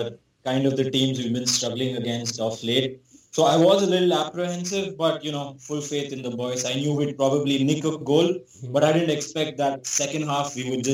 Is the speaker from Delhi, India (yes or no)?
no; Bangalore, Karnataka, India; now in London, United Kingdom; So I'm in London right now, but I'm from Bangalore